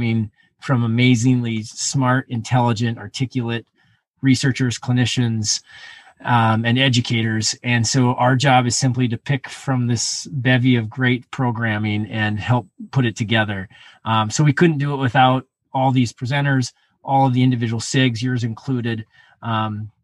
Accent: Montana, United States; moved away as an adult; now in Minnesota, United States; I was born and raised in Montana, where the snow was on the side of mountains. So I grew up skiing, but I moved to Minnesota about 20 years ago

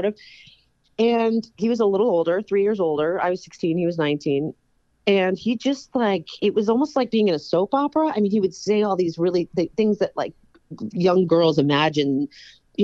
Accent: New York, United States; born or raised there

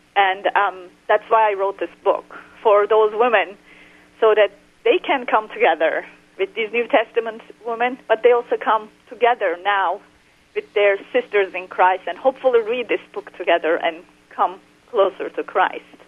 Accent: Turkey; moved away; I was raised in Muslim Turkey

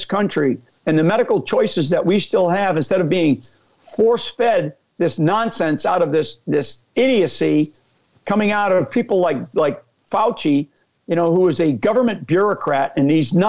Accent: Northeast, United States; I'm an Irish Catholic. I grew up in a great family up in the Northeast

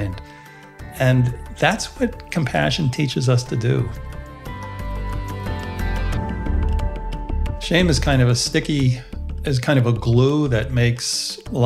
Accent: United States; I was raised in the United States within the Protestant background. My parents are both European

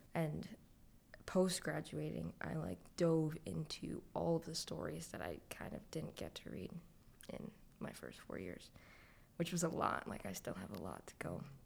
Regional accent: Scarborough, Ontario, Canada; I was raised in Scarborough

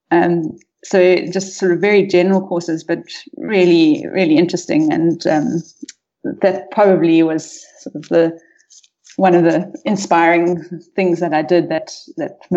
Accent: Rustenburg, North West, South Africa; Um, I'm a South African. I grew up in the northwest province, um, mostly in Rustenburg, uh, but moved we moved around quite a bit when I was young.

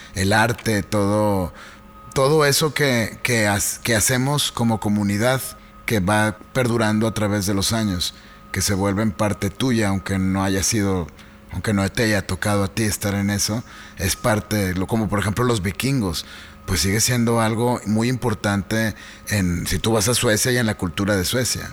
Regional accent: Mexico; como mexicanos

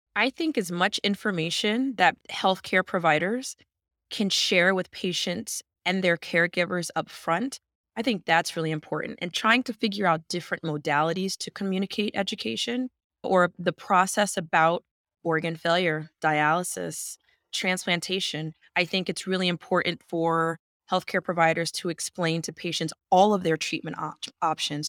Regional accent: New Jersey, United States; I'm from New Jersey

